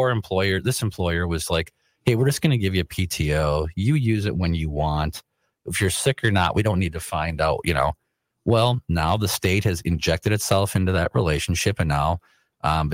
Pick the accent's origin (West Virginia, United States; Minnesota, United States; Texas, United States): Minnesota, United States; Rosemount; also born or lived in St. Paul, Minnesota; when I was a kid, we moved out to the Bermuda Triangle of the South Metro, right, where Lakeville, Apple Valley, and Rosemont all meet.